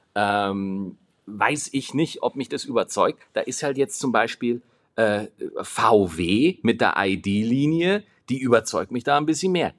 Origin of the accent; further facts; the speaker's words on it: Schwarzach, Bavaria, Germany; ich bin in Schwarzach groß geworden.